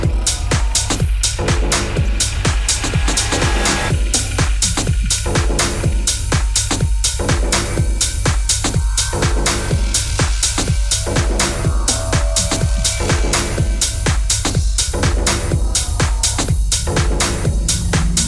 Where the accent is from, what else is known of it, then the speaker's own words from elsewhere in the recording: Portsmouth, South East England, United Kingdom; moved away; back in my hometown of Portsmouth